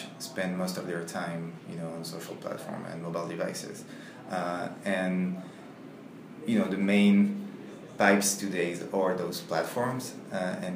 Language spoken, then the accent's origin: English; Paris, Île-de-France, France; English is a second language; moved away; I'm from France, from Paris